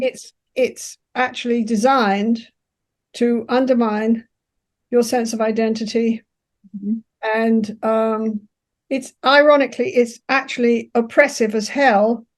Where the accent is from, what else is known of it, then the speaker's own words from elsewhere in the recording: England, United Kingdom; moved away as an adult; now in Canada; I'm English, so I can be very assertive, but I'm taught to be polite